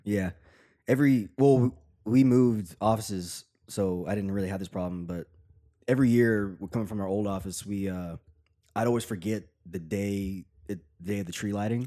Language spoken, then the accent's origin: English; Tennessee, United States; I'm from Tennessee